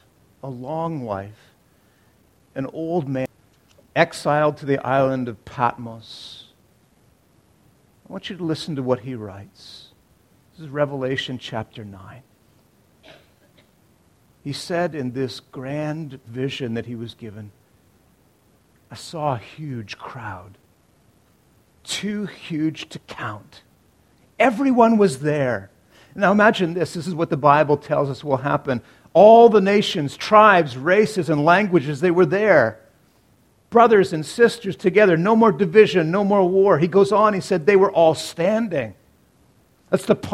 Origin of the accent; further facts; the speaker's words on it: Canada; We're Canadian Baptists